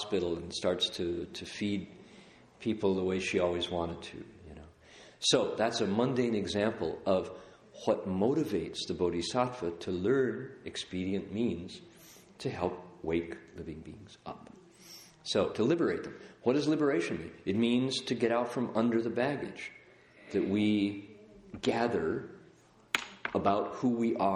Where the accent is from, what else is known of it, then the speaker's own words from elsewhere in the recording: United States; I'm an American